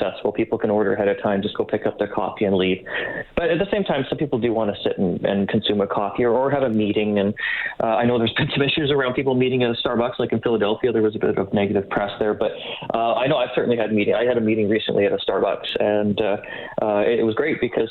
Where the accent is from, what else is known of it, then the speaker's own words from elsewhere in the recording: Canada; we're Canadian here